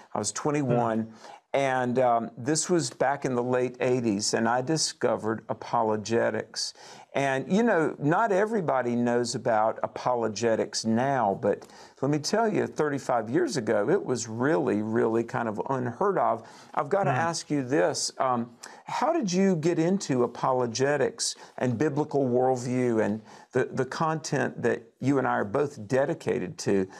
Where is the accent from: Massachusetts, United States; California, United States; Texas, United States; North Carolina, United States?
North Carolina, United States; you and I also are from North Carolina.